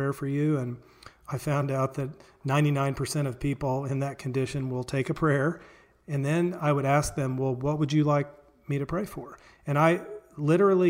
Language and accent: English; Springfield, Missouri, United States; I grew up in Springfield, Missouri, here, Southwest Missouri